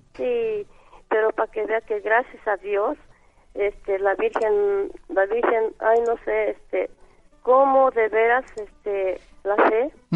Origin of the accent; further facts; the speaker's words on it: Zacatlán, Puebla, Mexico; now in Mexico City, Mexico; yo soy del estado de Puebla